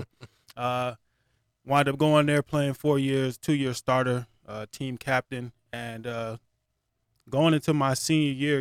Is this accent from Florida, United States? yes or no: yes; West Palm Beach, Florida, United States; also born or lived in Brooklyn, New York; I stayed in Brooklyn until I was five, and then we moved to West Palm in Florida. And so, relocated at five